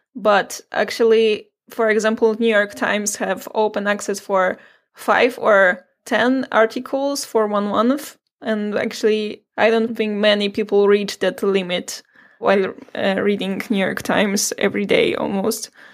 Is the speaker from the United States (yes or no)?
no; Poland; I'm from Poland